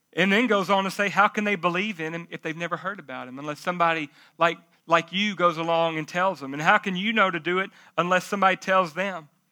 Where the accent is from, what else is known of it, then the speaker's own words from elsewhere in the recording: Jacksonville, United States; I'm from Jacksonville, but it ain't that bad